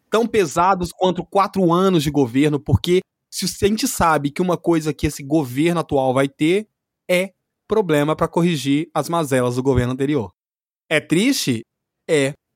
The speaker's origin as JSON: {"language": "Portuguese", "country": "Brazil", "said": "enquanto brasileiro"}